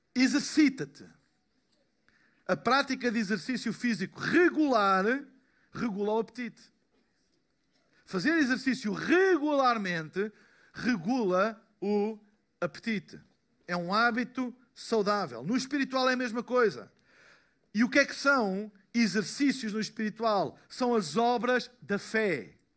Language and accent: Portuguese; Portugal; eu sou de Portugal